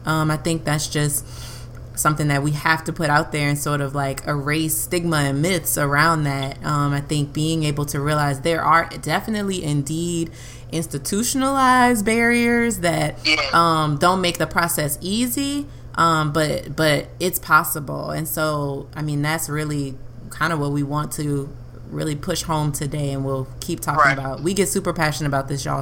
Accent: Louisiana, United States; we're from Louisiana, so middle

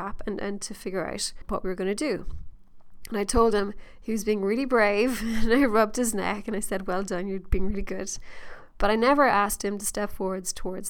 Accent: Ireland; being Irish

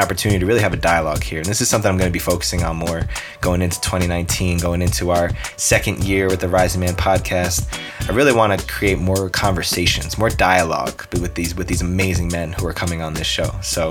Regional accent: East Coast, United States; We're both from the East Coast, and he's got that flavor of realness that he brings to the table.

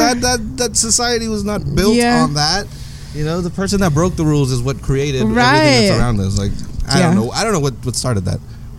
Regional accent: Salinas, California, United States; But again, I grew up here, you know, and you, it is an angry place because it's a very hardworking place. There's not much luxuries around here. You know, it's a very gritty town.

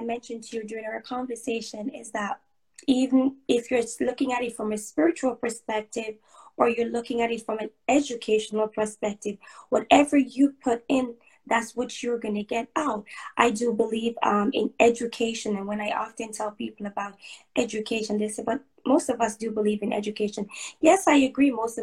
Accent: Jamaica; I'm Jamaican. I was born and raised in Jamaica.

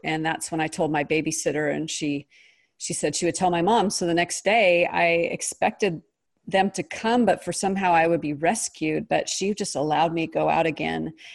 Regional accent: Pacific Northwest, United States; I was raised in the Pacific Northwest

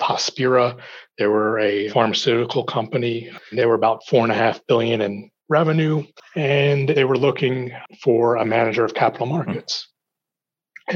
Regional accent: New Jersey, United States; moved away as an adult; also born or lived in Corning, New York / Lake Forest, Illinois; my parents never actually uprooted me when I grew up in New Jersey

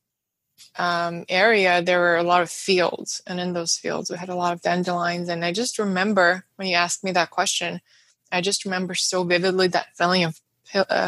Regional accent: Moscow, Russia; English is a second language; moved away; growing up in Moscow, in Russia, I would spend every summer in our country house outside the city

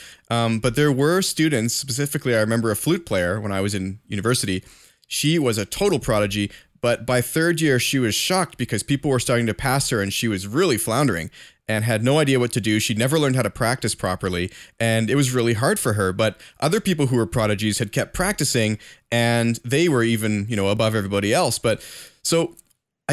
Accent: Canada; I'm a Canadian

